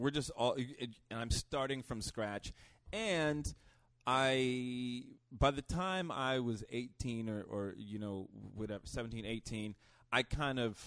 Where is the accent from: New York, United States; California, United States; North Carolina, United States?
New York, United States; New York City; I was from Harlem